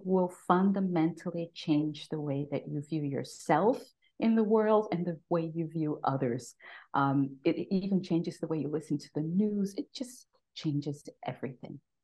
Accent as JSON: {"language": "English", "town": "New York City", "region": "New York", "country": "United States", "tie": "born or raised there", "moved": "as an adult", "lives_now": "Austria", "said": "I am a native New Yorker, born and raised, raised in the Bronx"}